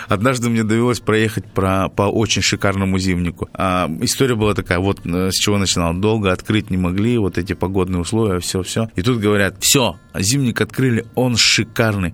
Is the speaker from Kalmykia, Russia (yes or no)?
yes; Kalmykia, Russia; moved away as an adult; now in Salekhard, Russia; я из Калмыкии, где зафиксирована официально самая жаркая точка